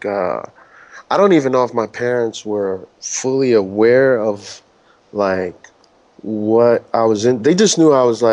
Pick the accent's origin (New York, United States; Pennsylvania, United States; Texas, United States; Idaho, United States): New York, United States; also born or lived in Chicago; now in Toronto, Canada; in New York, I grew up way uptown, like in the Bronx